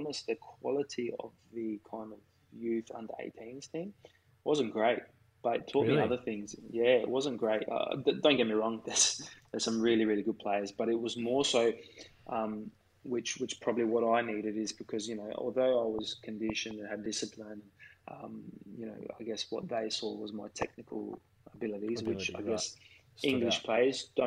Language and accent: English; Australia; moved away; also born or lived in England / Turkey / Italy / China; being Australian, coming out of Australia